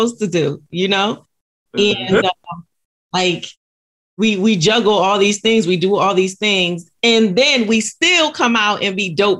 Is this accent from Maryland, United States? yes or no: no; Connecticut, United States; So I've known you for a very long time, but we grew up in Connecticut.